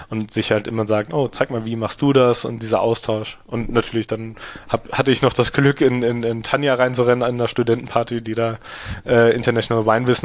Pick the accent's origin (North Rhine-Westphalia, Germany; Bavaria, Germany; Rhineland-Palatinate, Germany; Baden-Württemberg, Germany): Rhineland-Palatinate, Germany; Ingelheim; wir sind halt auch hier im Betrieb aufgewachsen